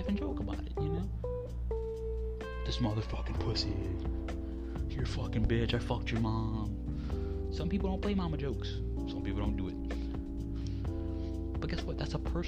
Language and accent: English; New Orleans, Louisiana, United States; I'm from New Orleans